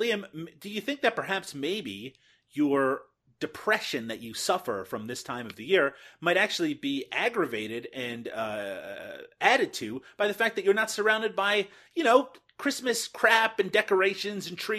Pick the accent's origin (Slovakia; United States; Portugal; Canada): Canada; because I'm Canadian.